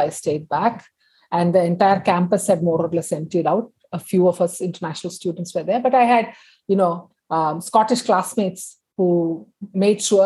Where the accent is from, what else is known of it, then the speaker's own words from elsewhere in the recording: Kerala, India; first language Tamil; English is a second language; moved away as an adult; also born or lived in Chennai, India / Bombay, India; Because I grew up in Kerala, my parents say that I started speaking in Malayalam much more than in Tamil, which is my mother tongue